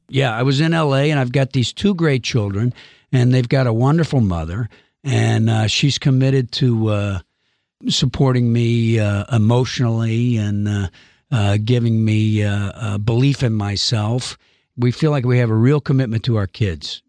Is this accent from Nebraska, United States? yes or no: no; Georgia, United States; moved away; I am from the South. I was born in nineteen fifty-eight.